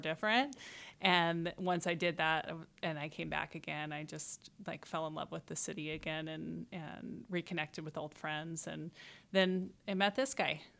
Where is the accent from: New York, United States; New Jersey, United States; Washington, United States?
Washington, United States; Spokane; I'm from Spokane, went to Ferris High School